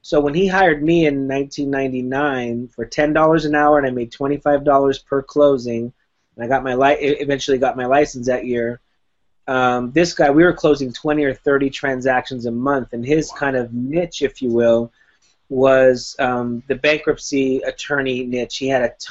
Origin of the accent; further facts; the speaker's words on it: Miami, Florida, United States; moved away as an adult; also born or lived in Whittier, California; now in California, United States; I moved to California from Miami in 1995 when I was 19 years old